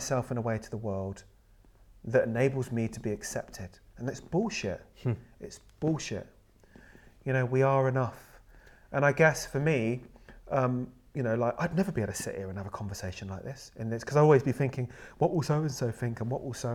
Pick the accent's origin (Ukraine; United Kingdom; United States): United Kingdom; so I'm brought up in with a British and sort of white family, and that's who I am. I'm British